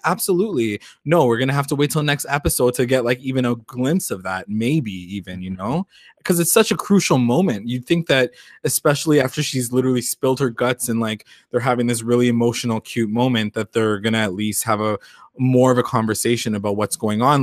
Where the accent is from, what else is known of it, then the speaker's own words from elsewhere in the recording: Canada; we're so Canadian